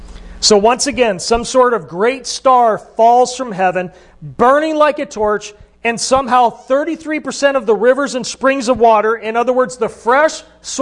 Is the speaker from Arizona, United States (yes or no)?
yes; Arizona, United States; I came from Arizona, and right now there's a big fire going on, you know, in northern Arizona.